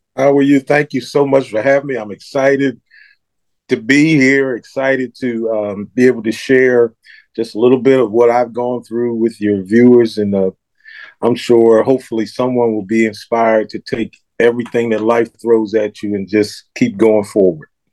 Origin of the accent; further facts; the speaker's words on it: Philadelphia, Pennsylvania, United States; I was born and raised in Philadelphia